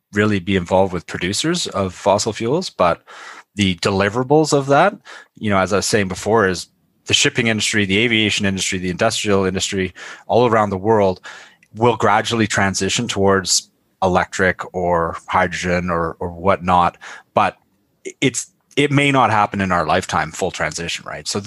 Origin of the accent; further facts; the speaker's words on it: Canada; As a Canadian